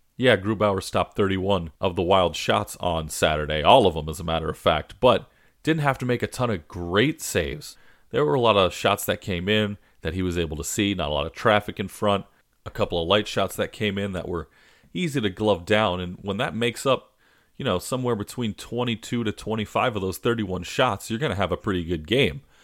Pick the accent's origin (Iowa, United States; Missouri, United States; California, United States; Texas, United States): California, United States; Southern; I grew up in Southern California